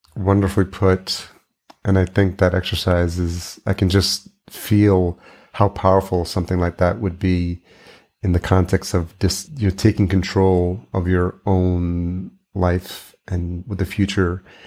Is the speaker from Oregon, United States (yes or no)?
no; New York, United States; I grew up in New York